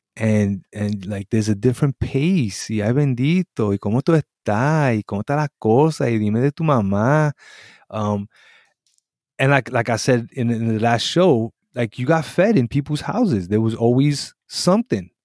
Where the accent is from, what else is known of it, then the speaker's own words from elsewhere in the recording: New York City, New York, United States; also born or lived in Puerto Rico; a really good, uh, New York, uh, coming up story